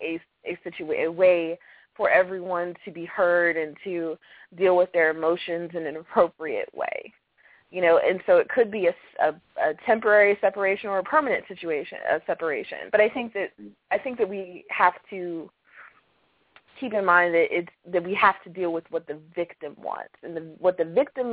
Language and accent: English; Maryland, United States; my home state of Maryland